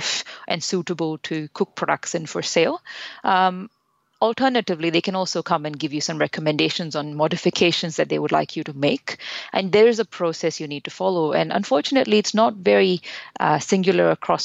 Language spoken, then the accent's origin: English; India; moved away; We're originally from India, which is where we both came and got our interest in food